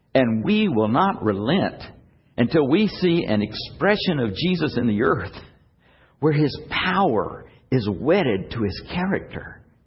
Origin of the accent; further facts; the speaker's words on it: United States; we, as American believers